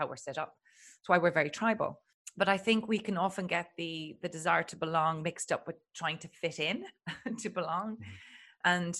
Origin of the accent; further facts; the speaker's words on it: Ireland; I'm Irish and Catholic